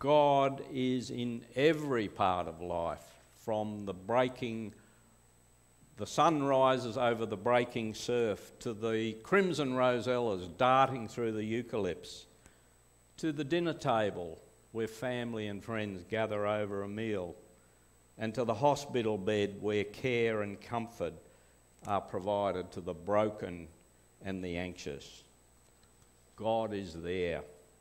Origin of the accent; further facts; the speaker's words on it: Glenbrook, New South Wales, Australia; also born or lived in Perth; we came to Glenbrook. My father was in the RAF, and he came to the Lapston base in the early 1950s. I'm the last one still in the area. I'm one of six. First three born in Perth, including me.